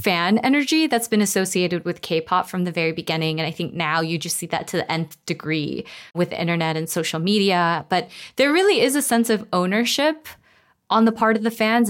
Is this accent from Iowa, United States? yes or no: no; Los Angeles, California, United States; I grew up in Koreatown in Los Angeles